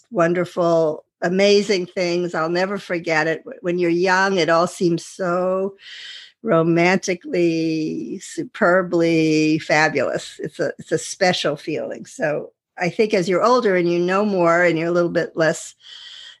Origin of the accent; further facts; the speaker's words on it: Westchester County, New York, United States; I'm a housewife from Westchester County, New York